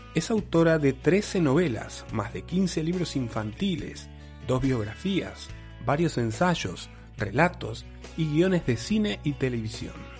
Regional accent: Uruguay; nosotros los uruguayos

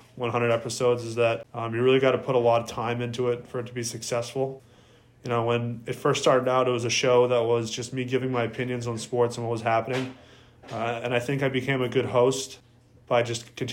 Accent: Bedford, Massachusetts, United States; I grew up still in Bedford, Massachusetts

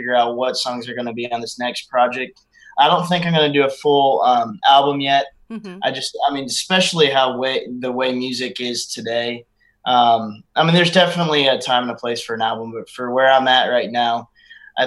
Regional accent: Florida, United States; moved away as an adult; now in Nashville, United States; my home state of Florida

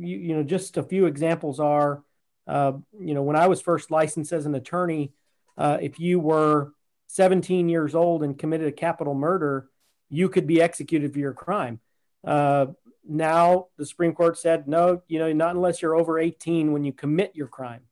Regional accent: Laredo, Texas, United States; I am from Laredo, Texas. I grew up in Laredo, born and bred Texan

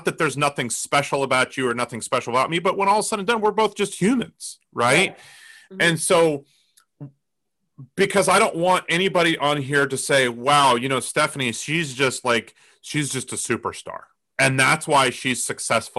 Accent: Colorado, United States; I grew up in Colorado

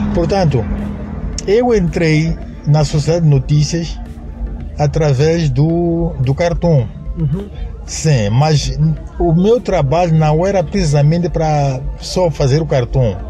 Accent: Ressano Garcia, Maputo, Mozambique; also born or lived in Moamba, Mozambique; eu me identifico sempre como pessoa de São Garcia, porque foi lá onde cresci e praticamente passei a minha infância

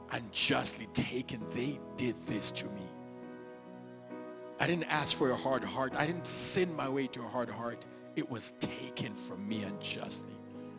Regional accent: Dallas, Texas, United States; I don't do this to be creepy or because I'm from Dallas

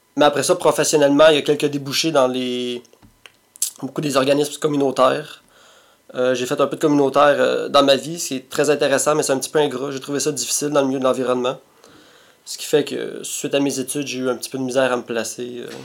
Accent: Montreal, Quebec, Canada; also born or lived in Repentigny; je pense que je suis né à Repartigny, Mais ben, j'ai grandi, j'ai vécu une bonne partie de ma vie à Tétroville. Euh, l'appellation officielle, c'est Mercier, Mercier S, qui est maintenant fusionné avec Hochelaga Maisonneuve

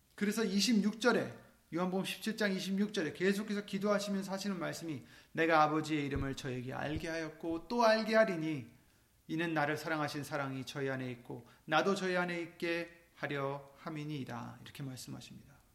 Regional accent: South Korea; 우리는 한국 사람들이지만

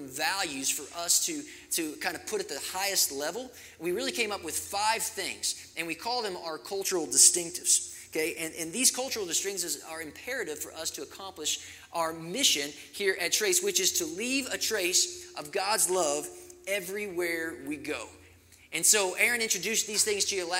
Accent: Kentucky, United States; also born or lived in Arizona; now in Colorado, United States; growing up in Kentucky and being in Arizona

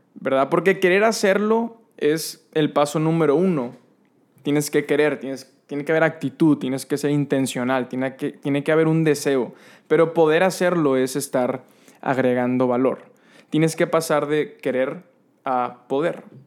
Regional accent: San Nicolás de los Garza, Nuevo León, Mexico; mi infancia en Fuentes de Anáhuac, allá en San Nicolás

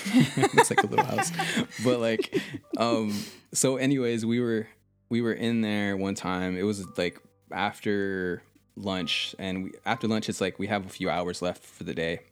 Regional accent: United States; also born or lived in Texas; I'm from the United States of America

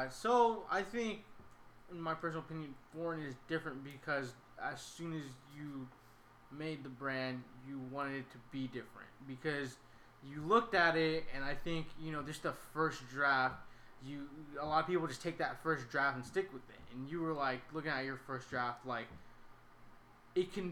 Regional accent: Sacramento, California, United States; just growing up where I grew up in Sacramento, people are always trying to start their own brands

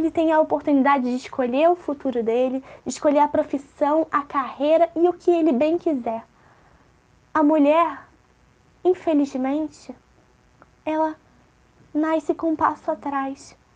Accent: Rio de Janeiro, Brazil; now in -; E eu nasci na favela da Maré, cresci, fui educada lá, sou mãe, sou mulher, sou negra, sou brasileira, sou lésbica, sou preta, sou favelada, com muito orgulho.

